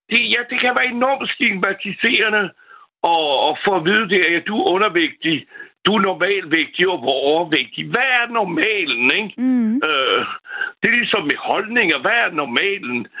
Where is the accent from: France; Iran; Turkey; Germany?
France; now in Denmark; Jeg er franskmand